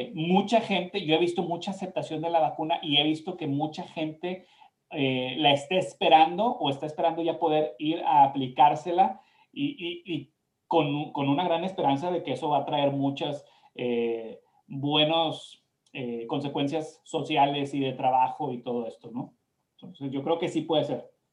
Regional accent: Mexico; now in United States; nosotros que somos mexicanos

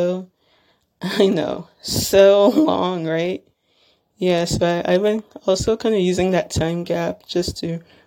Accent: Little Ferry, New Jersey, United States; I'm from Little Ferry, New Jersey

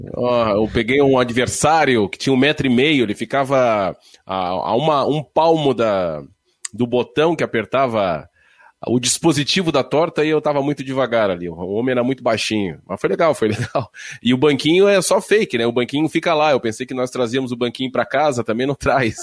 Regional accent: Santa Catarina, Brazil; Eu, como catarinense

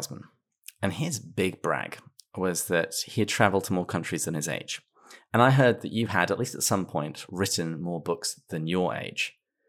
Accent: England, United Kingdom; now in United States; Well, I'm English. You certainly get philosophy in pubs, but that's just about it.

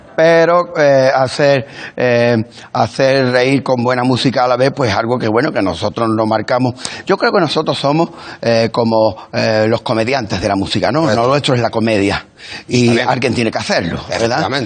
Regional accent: Los Palacios y Villafranca, Andalusia, Spain; los palacios de mi pueblo

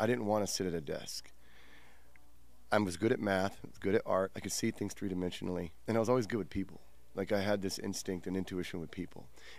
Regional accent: Virginia Beach, Virginia, United States; moved away as an adult; also born or lived in Anchorage, Alaska; now in Seattle, United States; I'm 42 years old. I was born in Anchorage, Alaska. I grew up in Virginia Beach, some places in between. I left Virginia when I was about 19, 20-ish years old. And I lived in Washington State, Seattle area pretty much since then.

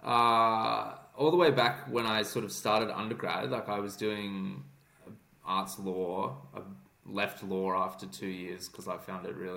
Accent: Sydney, New South Wales, Australia; moved away as an adult; also born or lived in Canberra, Australia; now in United Kingdom; I grew up in Sydney in Bondi.

